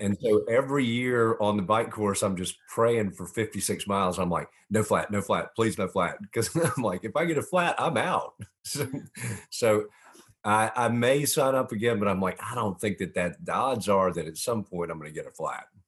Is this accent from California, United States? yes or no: no; Augusta, Georgia, United States; also born or lived in Montreal, Canada; I was born in Montreal, Canada, moved to Augusta when I was four